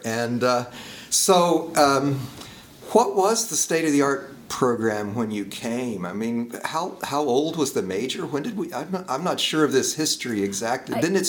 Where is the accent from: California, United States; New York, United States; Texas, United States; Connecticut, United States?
Texas, United States; moved away as an adult; I come from Texas where everything was, had, you know, starting to turn brown. And it's either hot or cold.